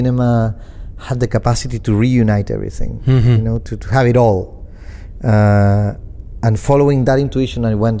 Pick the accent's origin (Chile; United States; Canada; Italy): Chile; also born or lived in Argentina; I was growing up in Chile